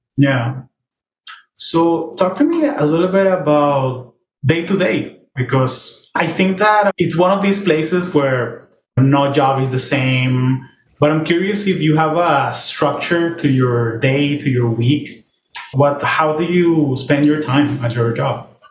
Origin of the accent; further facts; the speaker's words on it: Venezuela; we're both Venezuelan